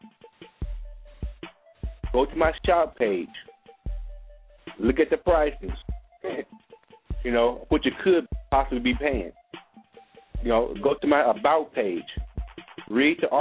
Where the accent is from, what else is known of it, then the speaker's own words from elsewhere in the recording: Alabama, United States; moved away; my hometown area, Alabama